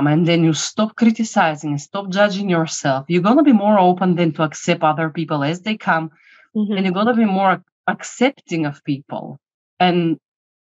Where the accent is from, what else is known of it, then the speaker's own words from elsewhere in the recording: Bulgaria; moved away; I'm coming from Bulgaria originally